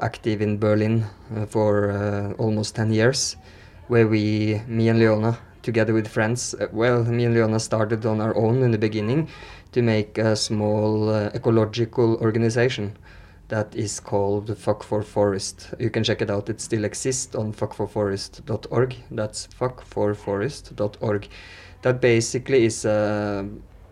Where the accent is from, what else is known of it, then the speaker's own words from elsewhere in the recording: Norway; first language Norwegian; English is a second language; moved away as an adult; now in Mexico; our language normally is Norwegian and Swedish. I'm Norwegian